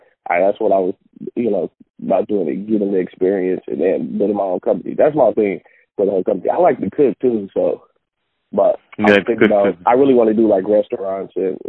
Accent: Bay Area, California, United States; moved away as an adult; now in Sacramento, United States; Right now I'm in Sacramento. I'm from the Bay Area.

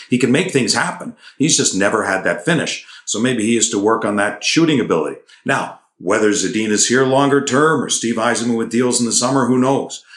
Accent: Toronto, Ontario, Canada; moved away; I'm from Toronto

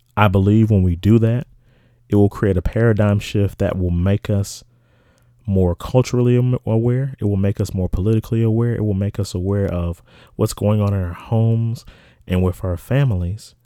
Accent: South Carolina, United States; from my home state of South Carolina

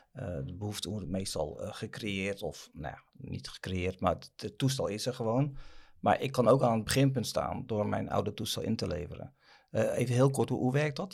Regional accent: Netherlands; We zijn Hollanders

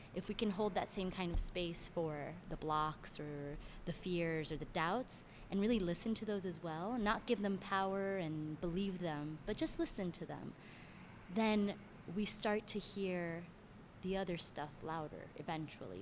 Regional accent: Miami, Florida, United States; also born or lived in Cuba (family) / Venezuela (family); now in Brooklyn, United States; I'm originally from Miami, Florida

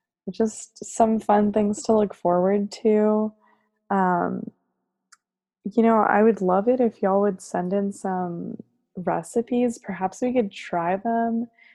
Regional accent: Chula Vista, California, United States; I am 24 and from Chula Vista.

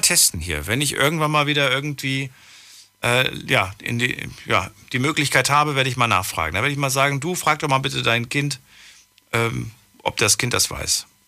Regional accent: GDR, East Germany, Germany; Wir kommen ja aus der DDR

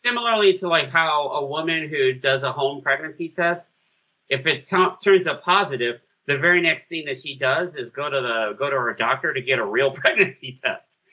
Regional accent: United States; I'm saying that as an American

